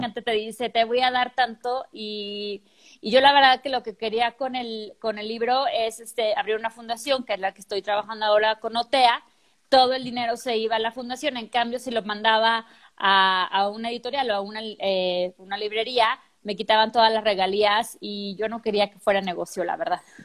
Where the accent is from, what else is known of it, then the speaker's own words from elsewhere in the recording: Mexico City, Mexico; moved away as an adult; also born or lived in Chile; now in Guadalajara, Mexico; yo no llegué a la Ciudad de México, que es donde yo soy, yo llego a Guadalajara